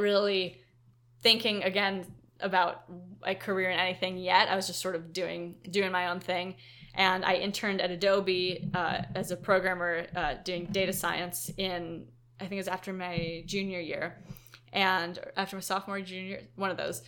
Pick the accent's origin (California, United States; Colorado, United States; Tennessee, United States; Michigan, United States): California, United States; Silicon Valley; we're from Silicon Valley